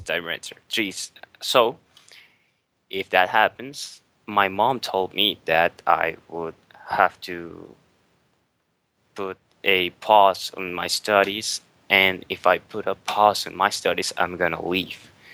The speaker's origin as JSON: {"language": "English", "country": "Venezuela", "said": "I'm from Venezuela"}